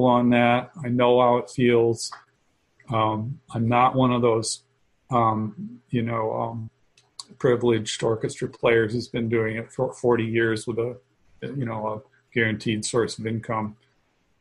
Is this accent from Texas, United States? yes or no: no; Chicago, Illinois, United States; also born or lived in Savannah; I'm from the Chicago area